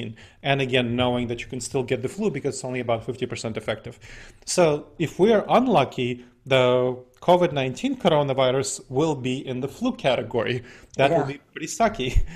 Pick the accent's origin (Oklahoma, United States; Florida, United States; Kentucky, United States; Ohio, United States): Ohio, United States; Columbus; my hometown of Columbus, Ohio.